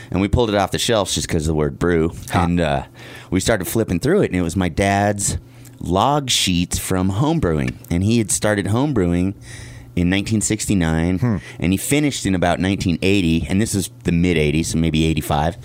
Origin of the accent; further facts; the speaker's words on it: Wheat Ridge, Colorado, United States; I grew up in in Denver